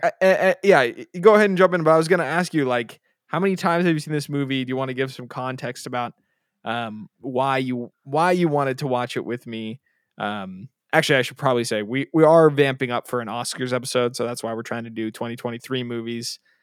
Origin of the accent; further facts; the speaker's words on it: Bay Area, California, United States; we're from the Bay Area